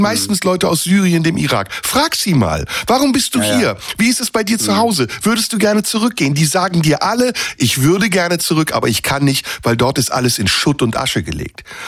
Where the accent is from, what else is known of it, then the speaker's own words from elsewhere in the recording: Turkey; now in Germany; ich bin ja noch aus der Türkei